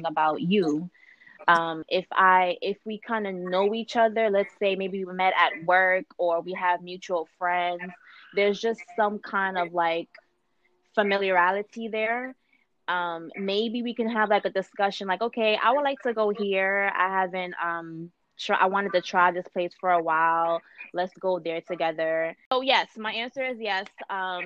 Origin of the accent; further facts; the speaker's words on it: New York, United States; now in Los Angeles County, United States; Born and raised in New York, but I'm out here in LA County